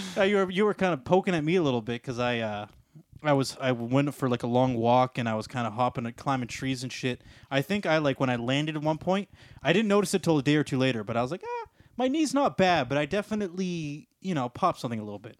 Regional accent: Canada; also born or lived in Ontario / British Columbia; I do like being a Canadian

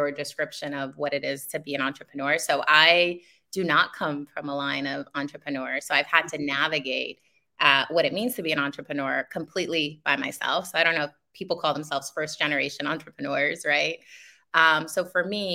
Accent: New York City, New York, United States; also born or lived in Dominican Republic; I'm in Queens. I've been in Queens all my life, but I did immigrate from the Dominican Republic when I was 7 years old

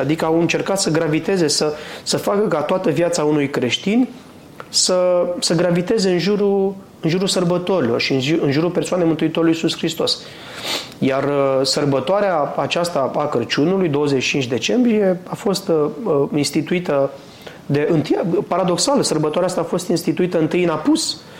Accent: Subcarpathian area, Muntenia, Romania; la noi, în Muntenia, de unde sunt eu, în zona de subcarpați

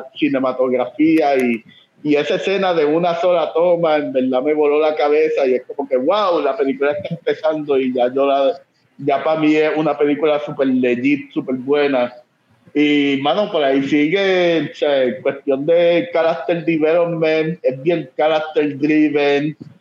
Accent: Puerto Rico; moved away

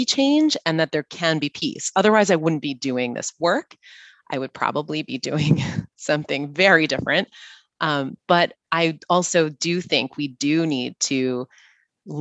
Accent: United States; we in the US

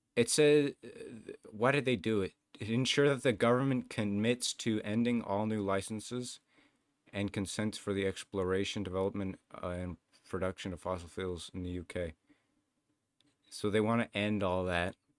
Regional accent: Canada; where I'm from Canadian McDonald's

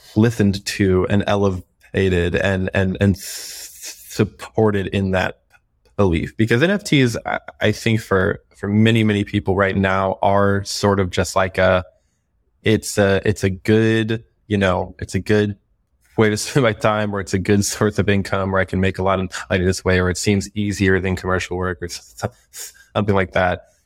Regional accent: Florida, United States; moved away; I'm from Florida originally

